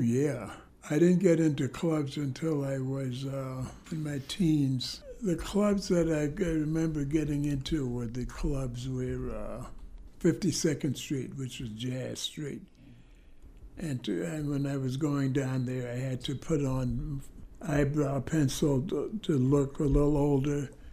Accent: New York City, New York, United States; I was born in Harlem

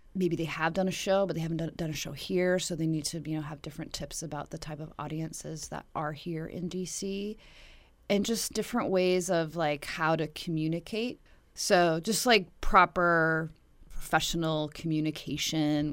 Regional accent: Dillon, Montana, United States; now in Washington, D.C., United States; I grew up in Dillon, Montana

